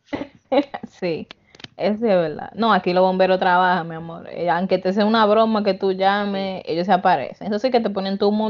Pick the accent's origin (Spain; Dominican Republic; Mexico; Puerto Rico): Dominican Republic; now in New York, United States; somos New Yorkers, pero somos dominicanos que ya estamos aquí